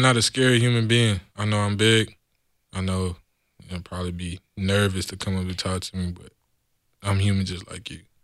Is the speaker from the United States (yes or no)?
yes; San Antonio, Texas, United States; moved away as an adult; now in California, United States; I was born and raised in San Antonio, Texas.